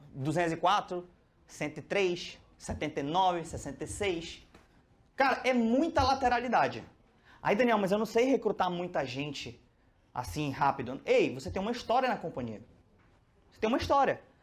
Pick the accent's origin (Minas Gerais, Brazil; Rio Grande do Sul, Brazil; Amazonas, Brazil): Amazonas, Brazil; Manaus; eu sou de Manaus